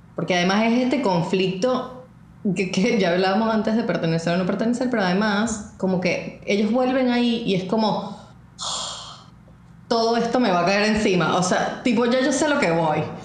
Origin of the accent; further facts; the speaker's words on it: Venezuela; moved away; por más que nosotros fuésemos inmigrantes, nosotros nos sentimos y seguimos siendo venezolanos